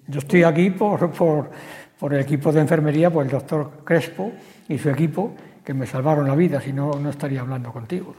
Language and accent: Spanish; Spain; yo, que soy nacido ahí, justamente en Santa Clara, al final cerca del campo de fútbol